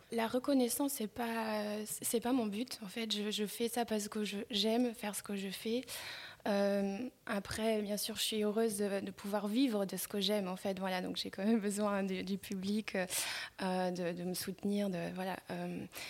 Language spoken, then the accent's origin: French; Luxembourg; je suis née aux Minette. j'ai grandi dans, ces environnements-là